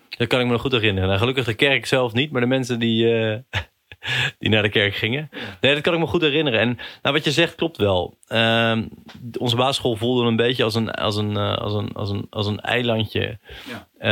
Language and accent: Dutch; Katwijk, South Holland, Netherlands; wij groeiden allebei op in Katwijk